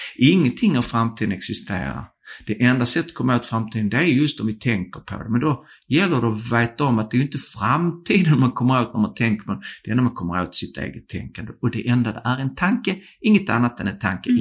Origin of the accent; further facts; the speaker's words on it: Skåne, Sweden; accent: bred skånska (broad Scanian); om jag pratar bred skånska